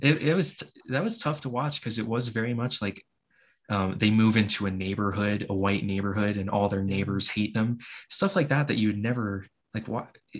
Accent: Hawaii, United States; I grew up in Hawaii

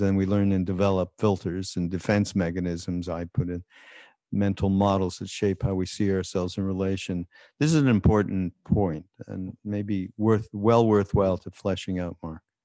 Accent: Montreal, Quebec, Canada; I come from, uh, Montreal, so being Canadian

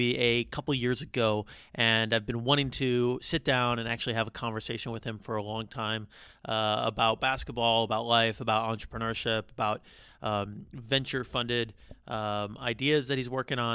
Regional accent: United States; accent: American; my American accent

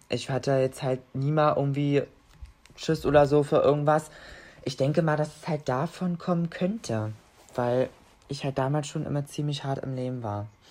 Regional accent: near Magdeburg, Saxony-Anhalt, Germany; ich komme aus der Nähe von Magdeburg

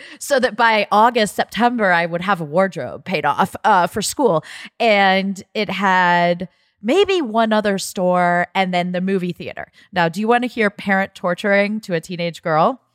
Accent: Ohio, United States; I grew up in Ohio, so we would go down to Columbus

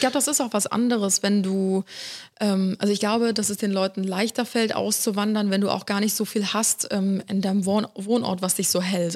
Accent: Cologne, North Rhine-Westphalia, Germany; also born or lived in Ulm; wir sind beide in Köln aufgewachsen

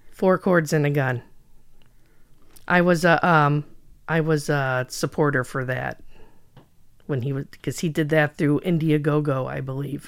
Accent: Schaumburg, Illinois, United States; now in Crystal Lake, United States; I grew up in Schaumburg, which is outside of Chicago.

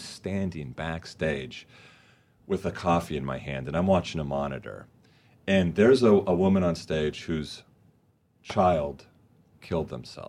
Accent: Huntington Beach, California, United States; In Huntington Beach.

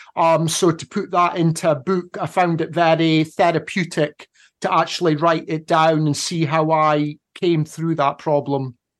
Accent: Scotland, United Kingdom; moved away as an adult; also born or lived in Phnom Penh, Cambodia; I'm Scottish

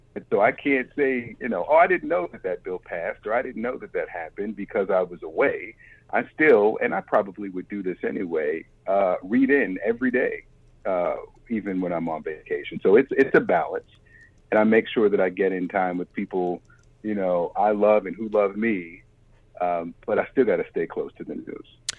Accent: Baltimore, Maryland, United States; moved away; I'm from Baltimore

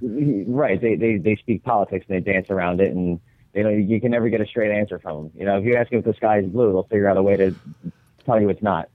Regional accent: Long Beach Island, New Jersey, United States; also born or lived in Cape May, New Jersey; I'm from Long Beach Island

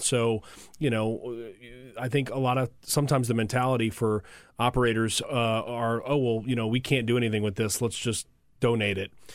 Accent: New Orleans, Louisiana, United States; also born or lived in Colorado; Came back to my hometown of New Orleans

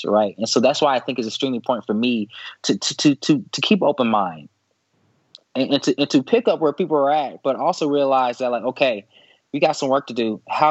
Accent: Dallas, Texas, United States; I'm from Dallas, Texas. And so I grew up in the South.

